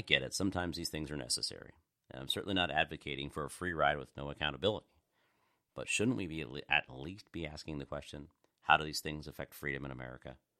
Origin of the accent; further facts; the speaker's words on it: United States; I'm just a God-loving American guy